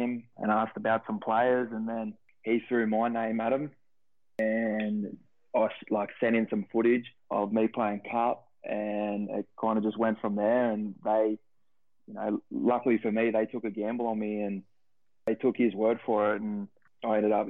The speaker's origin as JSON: {"language": "English", "town": "Dapto", "region": "New South Wales", "country": "Australia", "tie": "born or raised there", "also_born_or_lived": "Queensland", "moved": "as an adult", "said": "I grew up in Dapto. Played all my junior footy at the Dapto Canaries there, and not much else to it really. I spent my whole life there."}